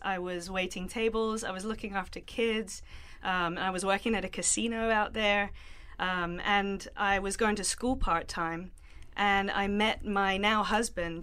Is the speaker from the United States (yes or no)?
no; London, United Kingdom; moved away as an adult; I grew up in South London. Uh, I lived there with my family until I was nineteen years